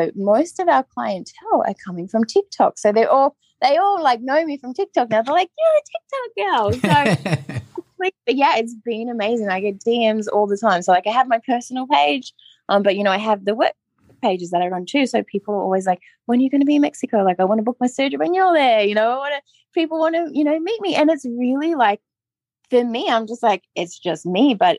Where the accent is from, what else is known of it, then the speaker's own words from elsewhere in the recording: Australia; being like a plus size girl in the 90s growing up in Australia